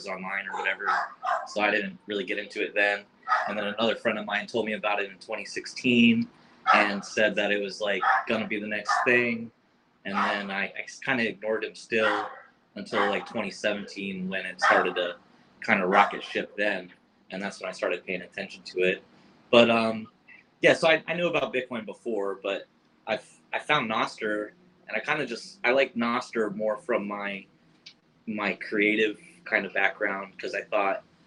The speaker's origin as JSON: {"language": "English", "region": "Florida", "country": "United States", "moved": "yes", "lives_now": "Hawaii, United States", "said": "I'm originally from Florida, living in Hawaii"}